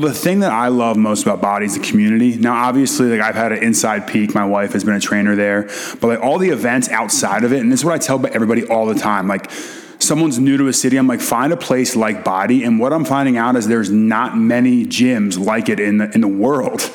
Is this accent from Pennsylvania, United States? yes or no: yes; Philadelphia, Pennsylvania, United States; I'm a Philly guy through and yeah. through, and I got drafted to the New York Giants, which was like I became public enemy number one in my hometown.